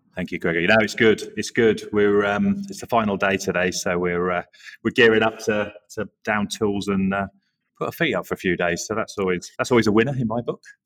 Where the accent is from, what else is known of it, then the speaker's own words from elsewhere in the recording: Norwich, East of England, United Kingdom; also born or lived in Yorkshire / Leeds; now in New York City, United States; I'm originally from the Norwich area, but um, I feel like an adopted Yorkshireman because I lived there so long